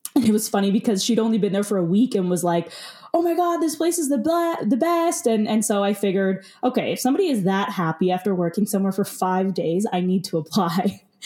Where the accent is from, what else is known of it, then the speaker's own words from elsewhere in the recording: Calgary, Alberta, Canada; growing up in Calgary